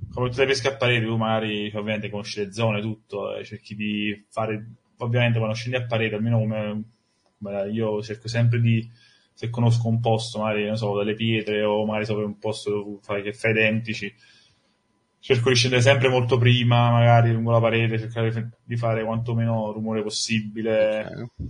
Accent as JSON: {"language": "Italian", "town": "Sorrento", "region": "Campania", "country": "Italy", "said": "Io sono, sono di Sorrento"}